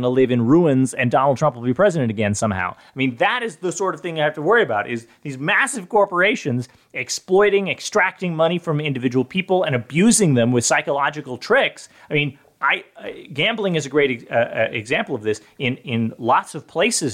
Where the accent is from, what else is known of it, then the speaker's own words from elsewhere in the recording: California, United States; I'm from California